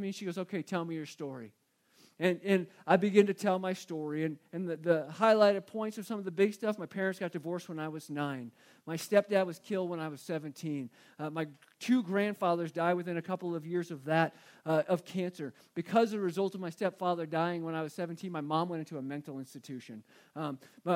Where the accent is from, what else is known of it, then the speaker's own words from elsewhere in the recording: Phoenix, Arizona, United States; I grew up in Phoenix. So growing up in Phoenix, you kind of remember all the radio stations